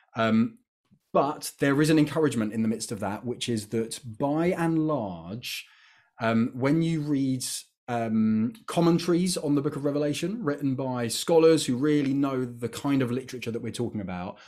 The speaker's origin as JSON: {"language": "English", "country": "United Kingdom", "said": "I'm British"}